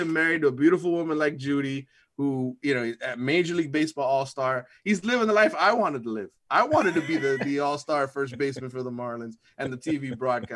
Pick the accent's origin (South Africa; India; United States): United States; Miami, Florida; I grew up in West Kendall